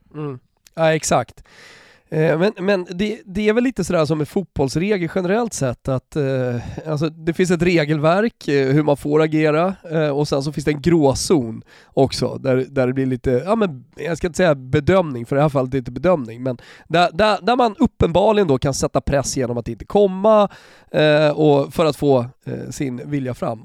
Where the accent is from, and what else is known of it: Sweden